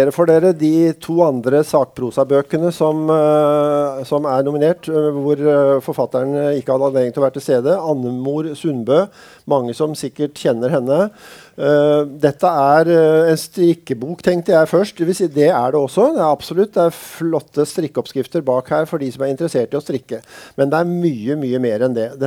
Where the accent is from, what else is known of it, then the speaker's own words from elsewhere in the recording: Eastern Norway, Norway; Altså, jeg har sagt uh, før at som østlending til, uh, som kom til Sørlandet, så har jeg aldri skjønt det derre bitte fiendeforholdet mellom Kristiansand og Arendal